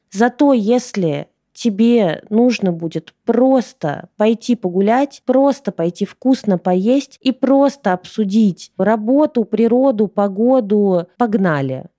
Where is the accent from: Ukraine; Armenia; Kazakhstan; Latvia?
Ukraine; also born or lived in Russia; now in Bali, Indonesia; я родилась в Украине, а сейчас у меня там паспорт России